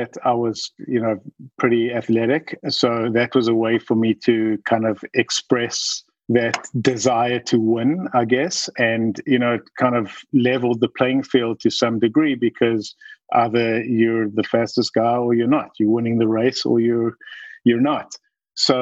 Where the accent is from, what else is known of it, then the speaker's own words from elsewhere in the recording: Johannesburg, Gauteng, South Africa; moved away as an adult; now in United States; I grew up in South Africa. I grew up in Johannesburg.